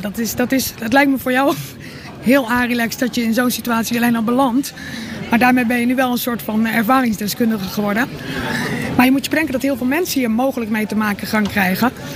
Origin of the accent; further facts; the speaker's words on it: Rotterdam, South Holland, Netherlands; als Rotterdammers